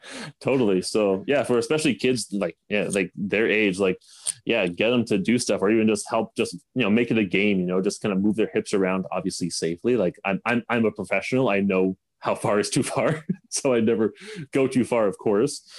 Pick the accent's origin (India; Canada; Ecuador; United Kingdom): Canada